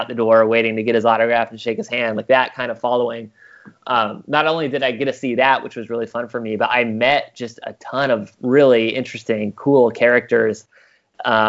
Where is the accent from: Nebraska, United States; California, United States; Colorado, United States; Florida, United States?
Nebraska, United States; Broken Bow; moved away; the Custer County Chief, which was my hometown newspaper